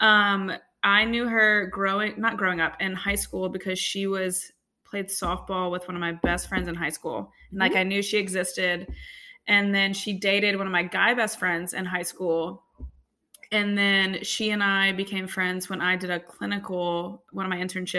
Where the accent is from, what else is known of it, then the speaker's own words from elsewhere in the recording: Baton Rouge, Louisiana, United States; moved away as an adult; also born or lived in Monroe, Louisiana / Austin, Texas; now in Nashville, United States; I am from South Louisiana. I grew up in right outside of Baton Rouge